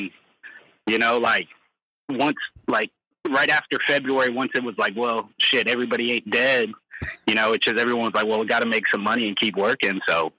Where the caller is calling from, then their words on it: north of Savannah, Georgia, United States; I'm calling you all from north of Savannah, Georgia.